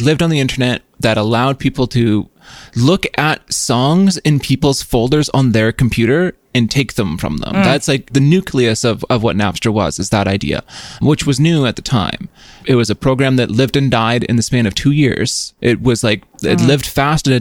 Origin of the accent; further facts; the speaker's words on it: Yukon, Canada; moved away; I'm from the Yukon originally.